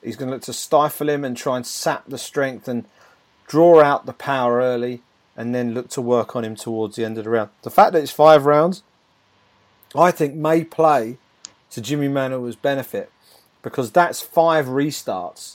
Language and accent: English; United Kingdom; as a Brit